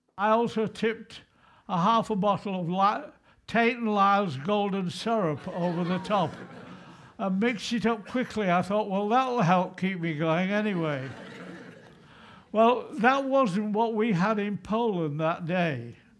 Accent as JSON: {"language": "English", "region": "England", "country": "United Kingdom", "said": "I'm not a Scot, I hasten to say. I'm proudly English, not British, English"}